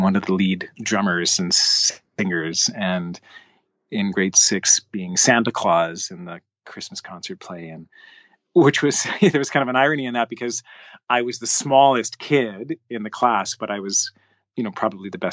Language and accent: English; Canada; I played soccer, loved playing ball hockey, as all Canadian kids